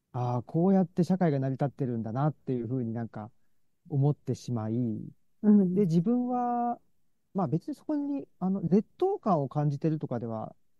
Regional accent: Saitama, Japan; moved away as an adult; also born or lived in Osaka; 僕は出身は埼玉なんですけど

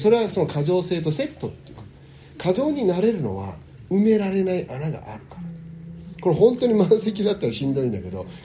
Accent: United States; born there; アメリカで生まれてるので日本語と英語はあのどちらかというと英語の方が自信があるっていうか

